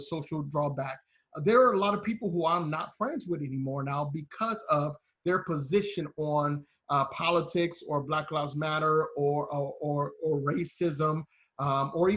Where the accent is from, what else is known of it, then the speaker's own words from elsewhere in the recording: Cleveland, Ohio, United States; as an African American, I grew up in Cleveland in the 80s and the 90s